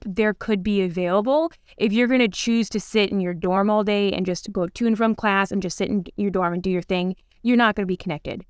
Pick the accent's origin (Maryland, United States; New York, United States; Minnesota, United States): Minnesota, United States; moved away; We grew up in Minnesota, very rural, on, like, forty, like, acres out in the middle of the wilderness